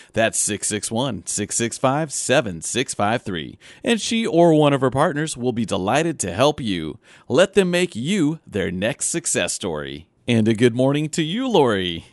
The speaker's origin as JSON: {"language": "English", "region": "Southern Illinois", "country": "United States", "tie": "born or raised there", "said": "I grew up in Southern Illinois"}